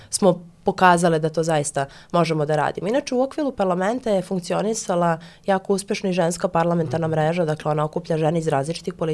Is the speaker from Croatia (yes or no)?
no; Šumadija and Western Serbia, Serbia; ja dolazim iz Rasinskog okruga, pošto ste pomenuli uh, žene, dakle tu imamo grad Kruševac i pet opštine